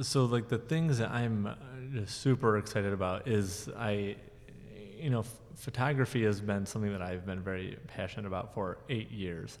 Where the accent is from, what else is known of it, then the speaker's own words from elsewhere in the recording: Jackson, Michigan, United States; also born or lived in Mount Pleasant, Michigan; I grew up here in Jackson.